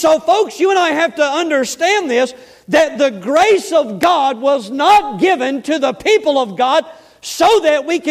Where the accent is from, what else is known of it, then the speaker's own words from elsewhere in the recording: Florida Panhandle, United States; accent: southern; I'm from L.A., Lower Alabama. Amen. The panhandle of Florida right there